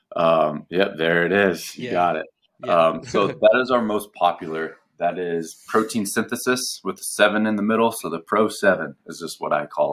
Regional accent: United States; we're American

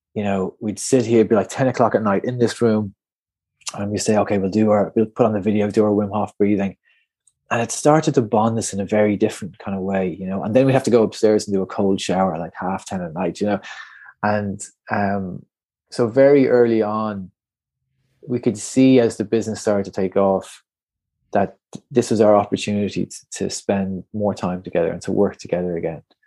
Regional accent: Portmarnock, Leinster, Ireland; I'm just from Portmarnock up on the North County Dublin mm-hmm. coast there

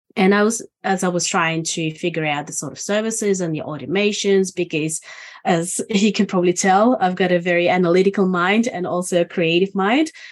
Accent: Estonia; now in Australia; I'm originally from Estonia. And I've been in Australia since December 2000.

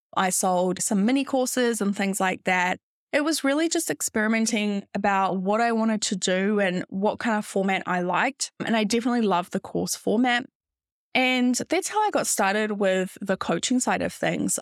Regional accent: New Zealand; moved away as an adult; also born or lived in London, United Kingdom; I'm originally from New Zealand

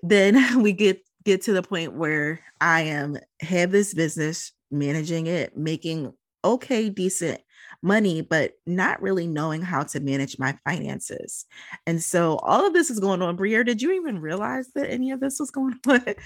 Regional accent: Philadelphia, Pennsylvania, United States; moved away; also born or lived in Minneapolis, Minnesota; I'm originally from Philadelphia. My mother got remarried, and she decided that when she got remarried, we moved out to the Midwest. I finished high school there and then immediately came back

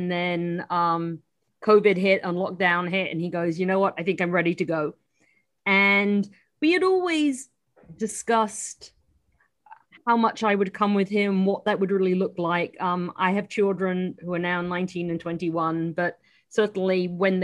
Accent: United Kingdom; moved away as an adult; now in New York, United States; I'm still a British citizen as well

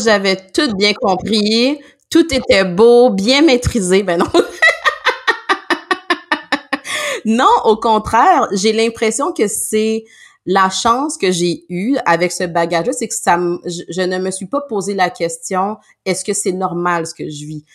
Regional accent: Montreal, Quebec, Canada; nous on vient exemple de Montréal, la région de Montréal

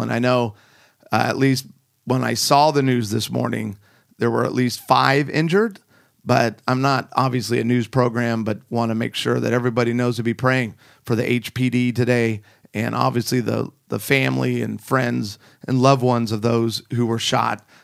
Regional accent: Chicago, Illinois, United States; moved away; also born or lived in Rockford, Illinois; I'm flying into Chicago, the good old O R D. This is my hometown

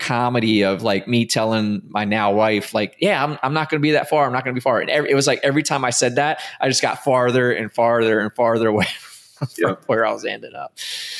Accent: Maryland, United States; I'm from Maryland. I was trying to get back home.

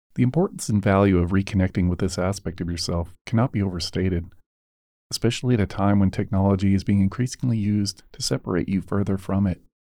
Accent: United States; born and raised in the United States

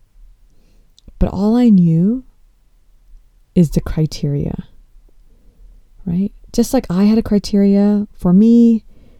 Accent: Los Angeles, California, United States; being born and brought up in the United States, and I was born in Los Angeles

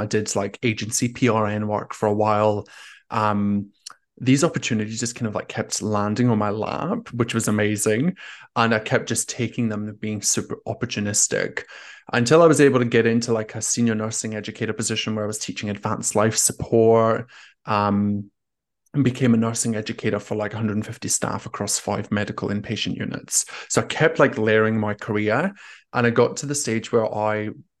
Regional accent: Scotland, United Kingdom; accent: Scottish; moved away as an adult; also born or lived in Australia; now in Paris, France; I'm originally Scottish, and I have a bit of an Australian twang as well. I grew up in Scotland and have spent half of my life living in Australia.

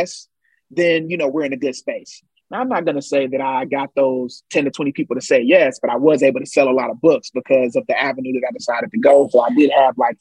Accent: Ohio, United States; I'm from Ohio

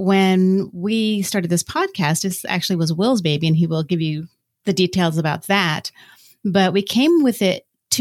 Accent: Florida, United States; moved away as an adult; now in Virginia, United States; I'm from Florida, one of the, 10 people that are actually from Florida. And we moved to Virginia about 10 years ago-ish.

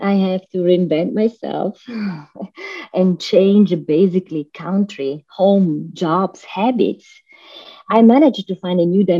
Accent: Milan, Lombardy, Italy; moved away as an adult; now in Florida, United States; I live in Florida, but I was born and raised in Milan, Italy, and I moved to USA

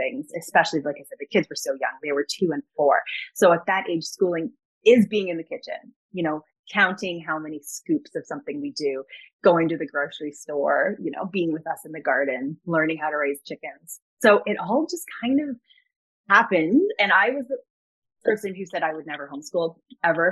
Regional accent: Toronto, Ontario, Canada; I was born and raised in Toronto.

